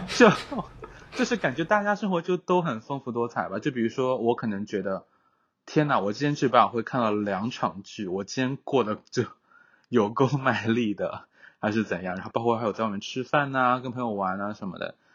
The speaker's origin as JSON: {"language": "Chinese", "country": "China", "moved": "yes", "lives_now": "United States", "said": "我还觉得我是中国人"}